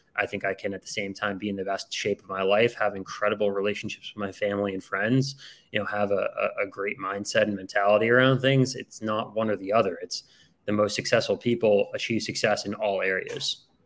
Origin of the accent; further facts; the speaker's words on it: outside of Boston, Massachusetts, United States; I grew up outside of Boston, Massachusetts